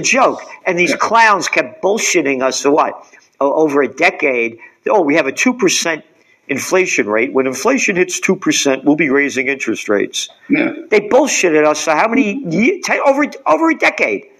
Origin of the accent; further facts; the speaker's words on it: United States; I am an American